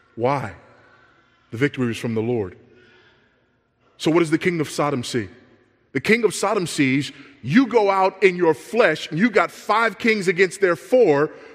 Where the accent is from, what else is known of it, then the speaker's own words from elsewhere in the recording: Los Angeles, California, United States; I grew up in South Central Los Angeles